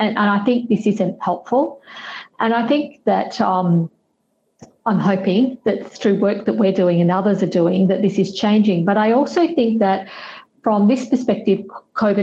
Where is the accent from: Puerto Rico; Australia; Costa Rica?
Australia; now in London, United Kingdom; So I live in the UK, I'm based in London, but I'm from Australia.